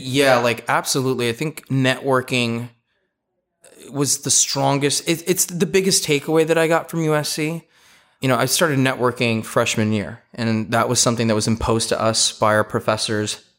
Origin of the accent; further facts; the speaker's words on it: Los Angeles, California, United States; I grew up in Eagle Rock, which is in the Pasadena area, for those of you that don't know, the big Los Angeles basin